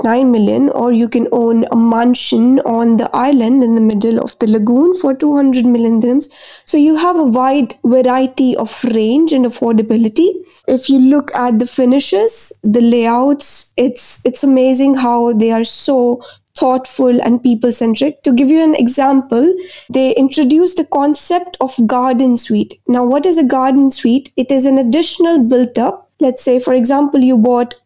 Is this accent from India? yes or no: yes; Jalandhar, Punjab, India; now in Dubai, United Arab Emirates; my hometown, Jalandhar, it's in the north of India in Punjab.